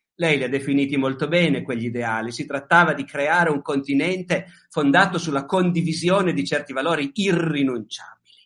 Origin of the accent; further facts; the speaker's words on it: Italy; noi siamo italiani